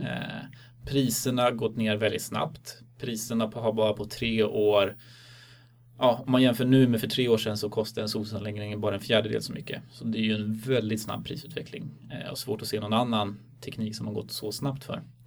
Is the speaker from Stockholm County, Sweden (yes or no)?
yes; Stockholm, Stockholm County, Sweden; moved away; also born or lived in Uppsala; Jag är från Stockholm ursprungligen